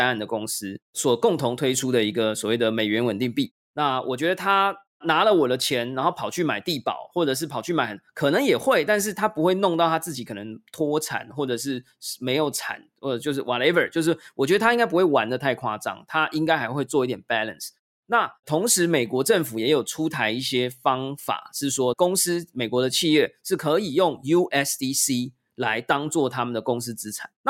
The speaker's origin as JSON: {"language": "Chinese", "country": "Taiwan", "said": "然后呢，我是台湾人，我没有新加坡公民的身份，我没有新加坡的公司或银行户头，我就不能做这件事嘛？"}